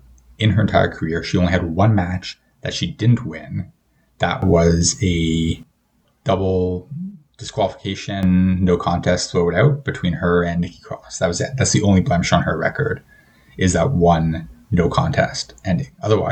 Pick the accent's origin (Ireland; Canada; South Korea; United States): Canada; But I mean, I said at the start of this episode that I'm Canadian, so put two and two together.